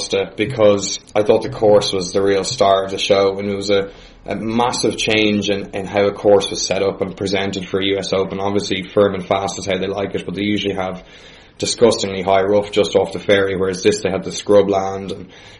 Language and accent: English; Ireland; as Irish fans of sport